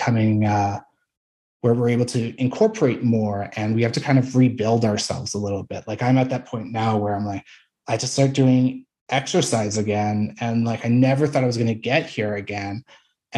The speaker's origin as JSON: {"language": "English", "region": "Saskatchewan", "country": "Canada", "tie": "born or raised there"}